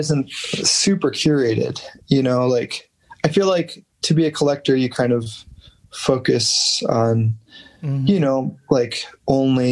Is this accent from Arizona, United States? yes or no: yes; Phoenix, Arizona, United States; moved away as an adult; also born or lived in Seattle; now in Tucson, United States; I grew up in Phoenix